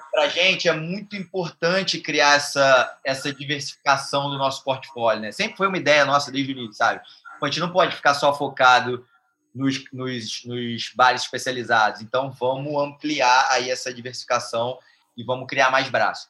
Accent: Rio de Janeiro, Brazil; a marca é daqui, somos cariocas

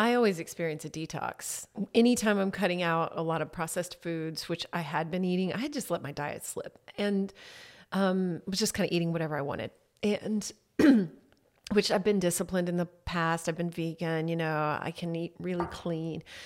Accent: Harker Heights, Texas, United States; moved away as an adult; also born or lived in Temple, Texas; I grew up in Harker Heights, which is outside Killeen

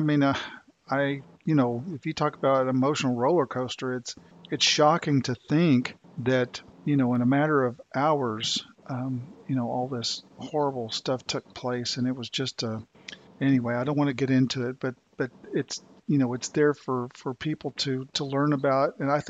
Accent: Tulsa, Oklahoma, United States; moved away; I came from Tulsa, Oklahoma, when I moved here to North Carolina, and Tulsa was the site, and you probably know this, of the world's worst race massacre in history.

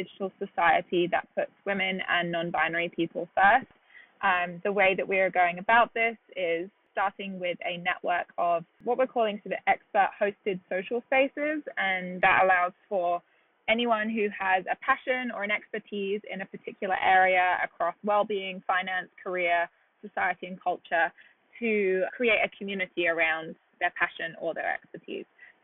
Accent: United Kingdom; moved away as an adult; now in New York, United States; I'm British originally, and I moved here about 5.5 years ago.

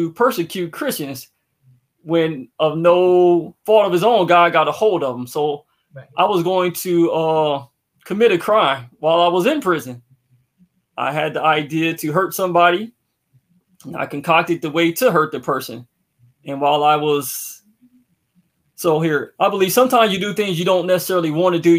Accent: Racine, Wisconsin, United States; I grew up in Racine, Wisconsin.

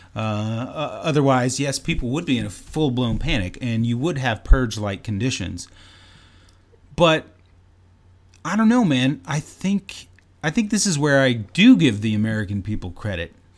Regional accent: Canada; I'm Canadian

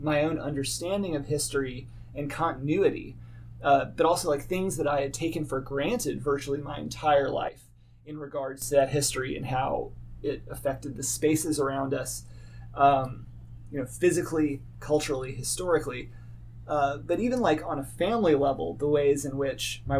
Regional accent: Little Rock, Arkansas, United States; moved away as an adult; now in Indiana, United States; as an Arkansan, as a Southerner

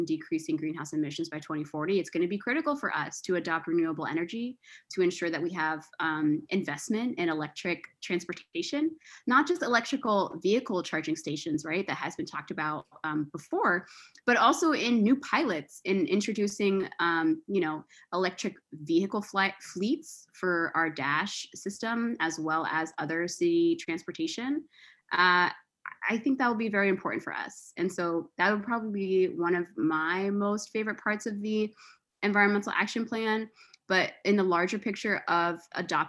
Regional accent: Springfield, Virginia, United States; also born or lived in Alexandria, Virginia; I grew up in the Northern Virginia area, specifically in Springfield, Virginia, which is about 15 minutes from downtown Old Town.

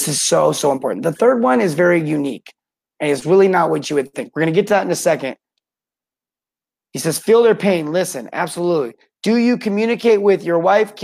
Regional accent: St. George, Utah, United States; my hometown, St. George, Utah.

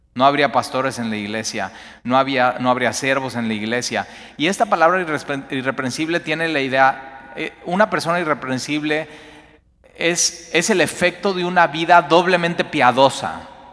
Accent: Mexico; como mexicanos

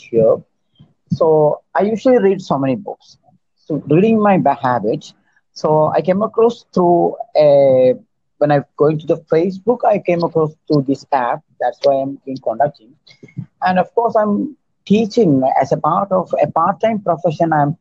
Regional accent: Kerala, India; I'm from India, Kerala

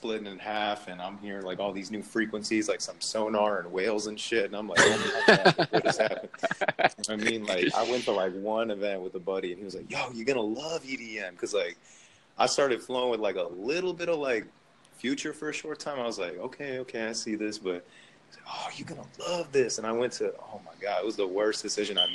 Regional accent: Philadelphia, Pennsylvania, United States; moved away as an adult; I'm originally from Philly, so I moved down here for university.

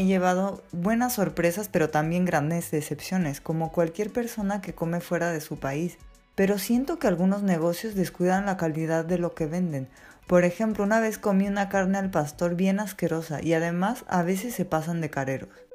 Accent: Mexico; now in Madrid, Spain; nosotras que crecimos en México

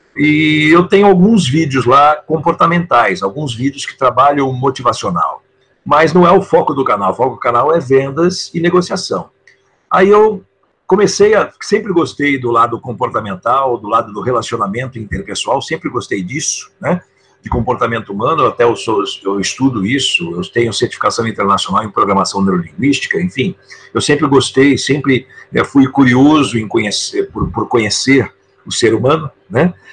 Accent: São Paulo, Brazil; moved away as an adult; now in São Francisco de Paula, Brazil; eu sou de São Paulo, capital. Eu nasci na cidade

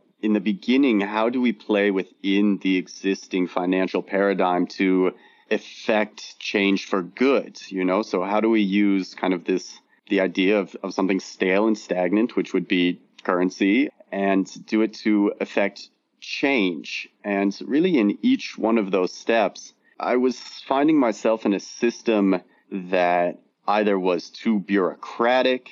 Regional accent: Southern California, United States; also born or lived in New York / Los Angeles; I was born and raised in Southern California, went to university in New York

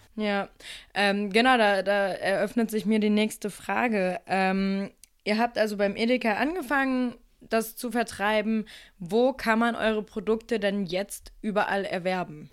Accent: Lower Saxony, Germany; ich komme lustigerweise auch aus Niedersachsen und hänge jetzt wegen der Corona-Situation auch gerade in Nordheim bei meinen Eltern rum

